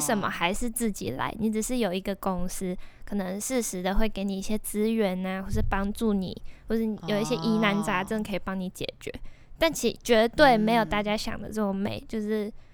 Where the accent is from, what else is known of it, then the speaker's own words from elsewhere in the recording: Tainan, Taiwan; moved away; 我是台南人